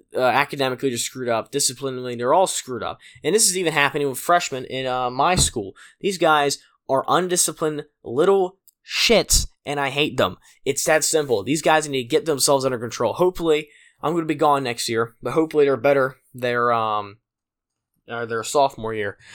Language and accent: English; Pennsylvania, United States; my hometown of Pennsylvania